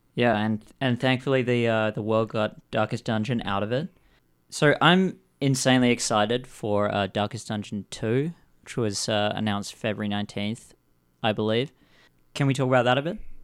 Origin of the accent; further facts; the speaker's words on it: Perth, Western Australia, Australia; moved away; I'm come from Perth